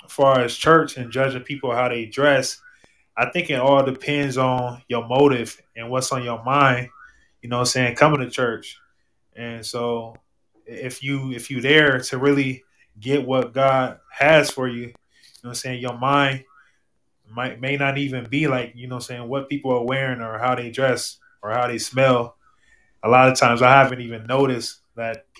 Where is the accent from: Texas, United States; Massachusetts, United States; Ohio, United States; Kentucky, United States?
Ohio, United States; Akron; I'm from Akron, Ohio